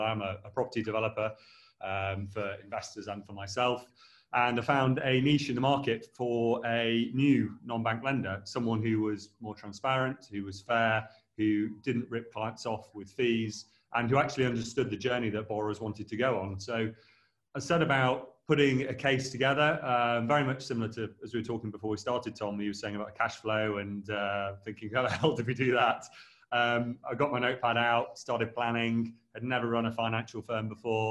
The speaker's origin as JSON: {"language": "English", "town": "Derby", "region": "East Midlands", "country": "United Kingdom", "also_born_or_lived": "Sheffield", "moved": "yes", "said": "I'm originally from Derby."}